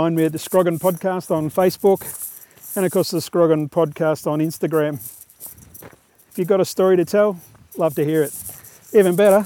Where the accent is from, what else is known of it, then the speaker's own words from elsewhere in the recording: Australia; accent: Aussie; now in New Zealand; I'm sure you've picked up on my Aussie accent